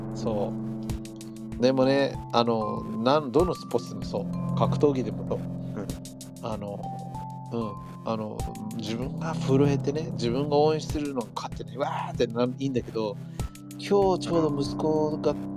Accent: Los Angeles, California, United States; moved away as an adult; now in Japan; 俺はロ LA 生まれ LA 育ちだか

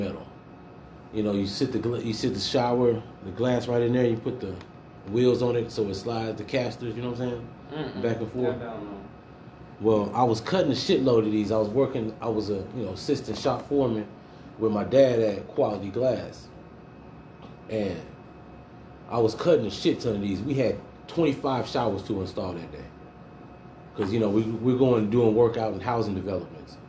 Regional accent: Houston, Texas, United States; I was born in Houston, H-Town

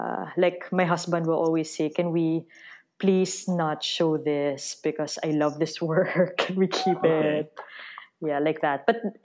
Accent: Philippines; The thing is, the Filipino identity is also very hard to define because of our unique history of colonialism and post-colonialism. And in a way, we're a very young nation

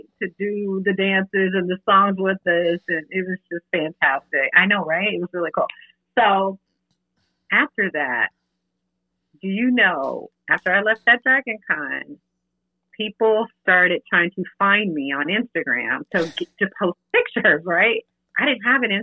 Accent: Augusta, Georgia, United States; We're both from Augusta, Georgia, and we both went to the same high school.

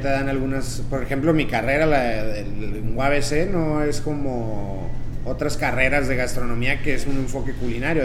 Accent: Tijuana, Baja California, Mexico; nací aquí en Tijuana

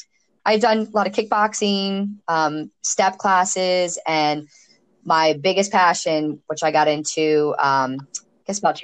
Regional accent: Chesapeake Bay, United States; Yeah, I grew up on the Chesapeake Bay, and of course now living here at the beach, I don't think I could be landlocked anywhere ever.

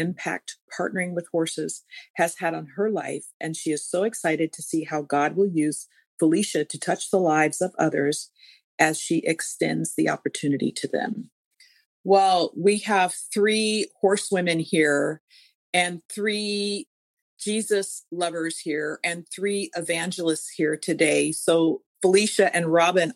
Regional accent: Calabasas, California, United States; I grew up in Calabasas.

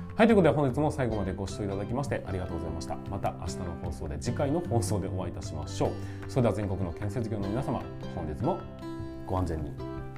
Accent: Tokachi, Hokkaido, Japan; 我が地元十勝

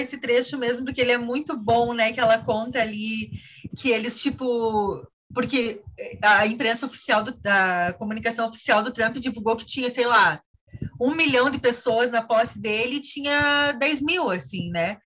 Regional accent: Santa Cecília, Santa Catarina, Brazil; moved away; eu fui para Santa Cecília no Natal, né, lá na minha cidade

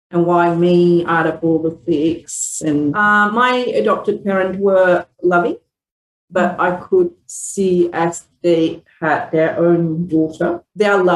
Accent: Malaysia; moved away; I was born in Malaysia. I'm a second generation Indian background. Both my grandparents were immigrant from India, taken by British to live in Australia, in Malaysia.

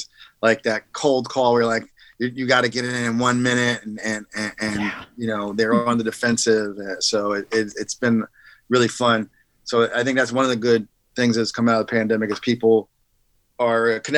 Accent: Jersey Shore, New Jersey, United States; I'm just a kid from the Jersey Shore who grew up, I would say, you know, 80s.

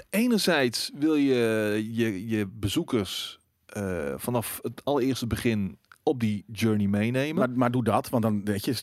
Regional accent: Breda, North Brabant, Netherlands; ik ben opgegroeid in Prins Haag in uh, eh, Breda.

